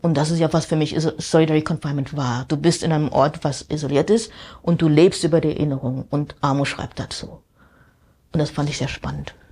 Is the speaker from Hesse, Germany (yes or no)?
yes; Wiesbaden, Hesse, Germany; moved away as an adult; also born or lived in Amsterdam; now in New York, United States; ich bin in Wiesbaden aufgewachsen